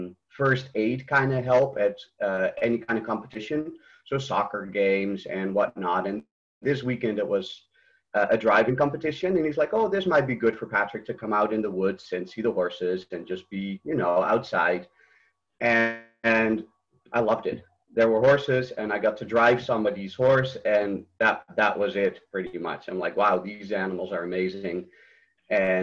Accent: Netherlands; moved away as an adult; now in United States; I'm from Holland originally, and I was trained there

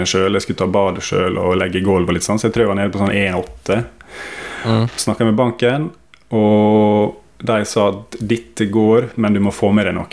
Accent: Sykkylven, Møre og Romsdal, Norway; Jeg født og oppvokst i Sykkylven rett utenfor Ålesund.

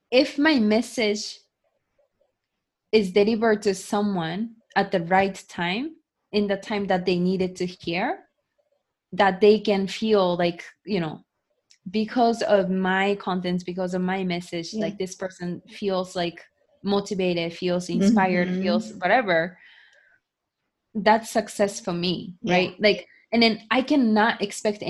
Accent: Japan; moved away as an adult; also born or lived in United States; growing up in Japan, being born and raised in Japan

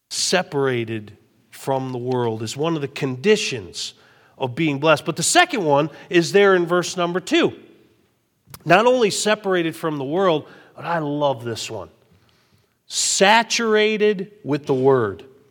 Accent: Westfield, Massachusetts, United States; We grew up in Westfield, Massachusetts

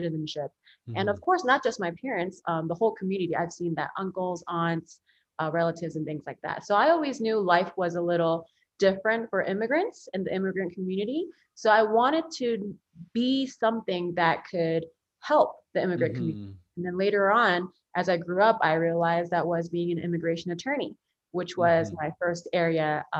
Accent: Philadelphia, Pennsylvania, United States; first language Korean; English is a second language; So my parents are immigrants from South Korea. So I come from a family of immigrants, and I was born in Philadelphia.

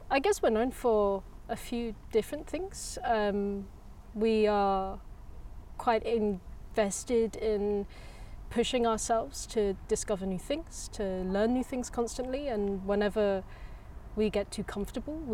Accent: England, United Kingdom; moved away as an adult; also born or lived in Germany; now in Copenhagen, Denmark; I come from England, um, but I haven't lived there for quite some years.

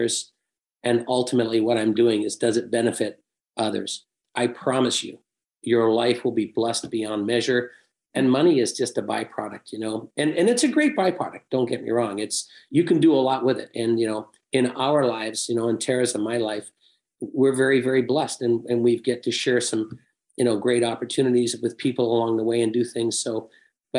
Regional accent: England, United Kingdom; moved away; I was born and raised in England

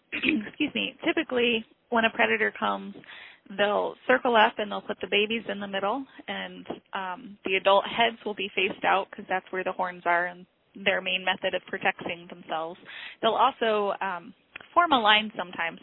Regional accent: Illinois, United States; moved away as an adult; now in Alaska, United States; I grew up in Illinois.

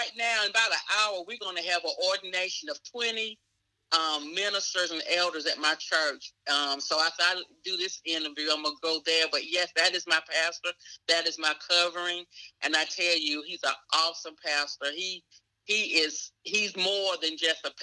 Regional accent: Fayetteville, North Carolina, United States; also born or lived in Moore County, North Carolina; I was born over in Moore County. I live here in Fayetteville. I was raised here in Cumberland County

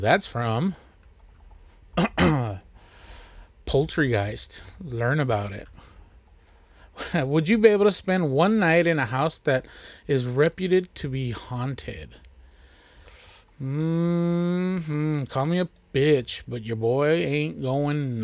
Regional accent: Texas, United States; I'm from Texas

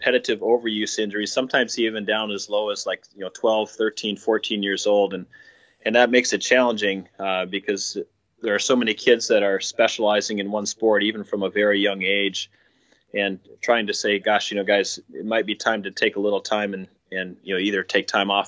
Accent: Minnesota, United States; moved away as an adult; also born or lived in South Carolina; I'm from Minnesota originally

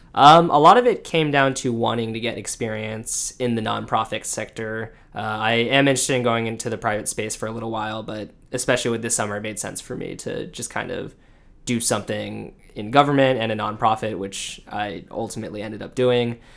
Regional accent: Orange County, California, United States; moved away as an adult; also born or lived in Los Angeles / Michigan / Washington, D.C.; I grew up in Orange County, California, uh, went to college in L

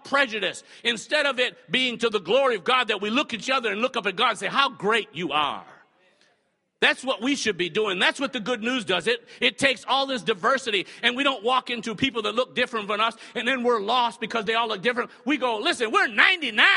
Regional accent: the North, United States; moved away; I'm from the North, so I've been called a Yankee so many times since I got down here

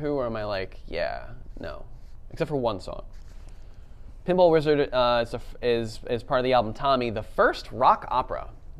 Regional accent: United Kingdom; accent: British; Thousands of people, or maybe tens of people, are just turned off by my British accent, especially in the UK.

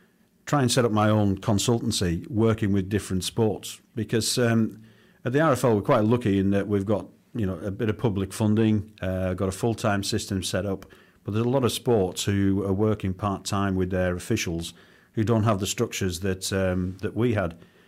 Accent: Whitehaven, North West England, United Kingdom; Yeah, I mean, cricket and rugby was all I was about as a kid. You know, not a great deal more to do in Whitehaven, but we had a good cricket club

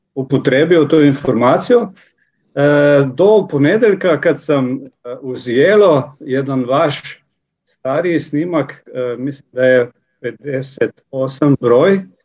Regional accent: Slovenia; Croatian is a second language; ja sam iz Slovenije

